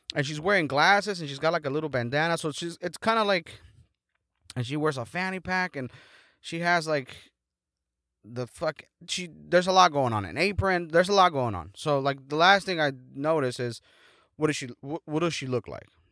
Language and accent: English; Mexico; moved away; in my hometown